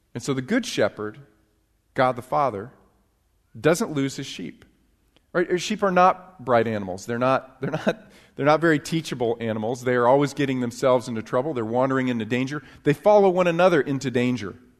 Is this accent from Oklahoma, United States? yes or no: no; upstate New York, United States; now in Texas, United States; I actually grew up in, uh, New York. I got it. Uh, but it was upstate New York, not New York City